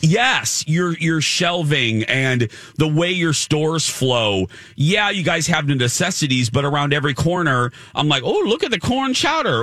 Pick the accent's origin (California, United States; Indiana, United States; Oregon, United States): Indiana, United States; Indianapolis; Indianapolis, my hometown.